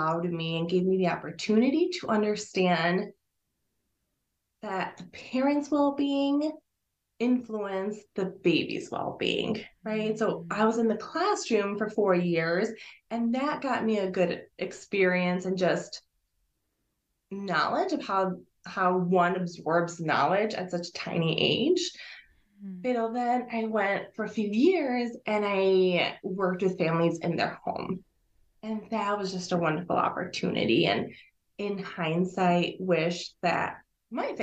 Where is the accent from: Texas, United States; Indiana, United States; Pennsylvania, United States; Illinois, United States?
Illinois, United States; first language Spanish; English is a second language; I was born here in Illinois. It's about half hour or so west from the Chicago downtown area.